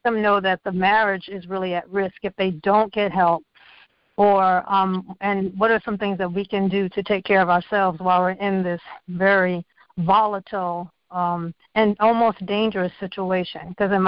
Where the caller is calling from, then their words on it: Virginia, United States; I'm calling from Virginia.